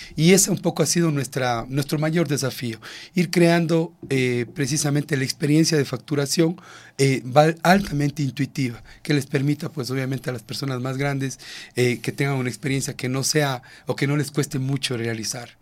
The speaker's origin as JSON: {"language": "Spanish", "country": "Ecuador", "said": "como ecuatorianos"}